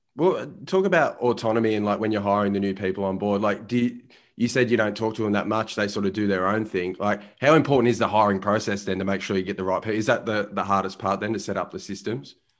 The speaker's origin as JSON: {"language": "English", "town": "Melbourne", "region": "Victoria", "country": "Australia", "tie": "born or raised there", "said": "growing up in Melbourne, Australia."}